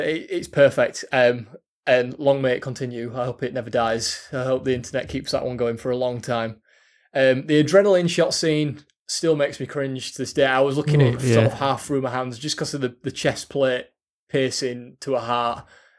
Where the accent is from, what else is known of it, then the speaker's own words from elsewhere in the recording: Yorkshire and the Humber, United Kingdom; We're from Yorkshire, so when I'm going on wall and people can't understand what I'm saying or whatever